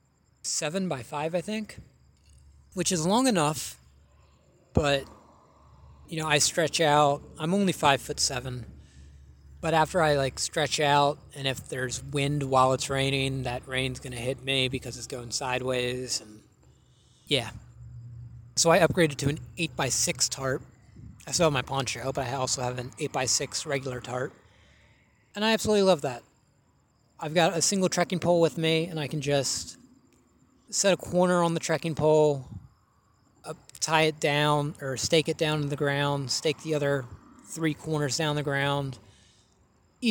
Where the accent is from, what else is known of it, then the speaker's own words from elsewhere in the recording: West Virginia, United States; I'm not from Florida. I'm from West Virginia